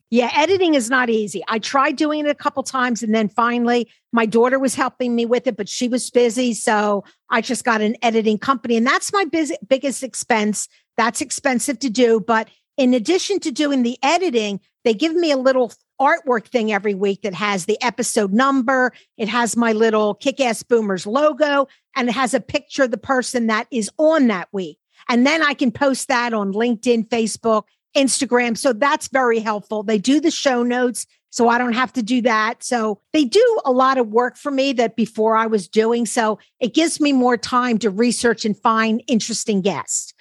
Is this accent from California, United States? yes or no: no; Philadelphia, Pennsylvania, United States; we both grew up in Philadelphia. I grew up near Chestnut Hill at the top